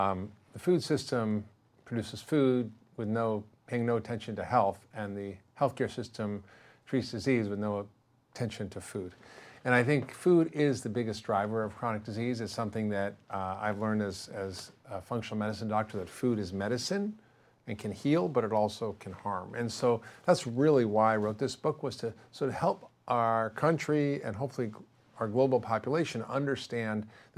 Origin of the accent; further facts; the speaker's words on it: Spain; I grew up in Spain. My parents lived there for 11 years after the war. They missed the whole junk food, fast food, processed food revolution in America. And I always grew up eating real whole food.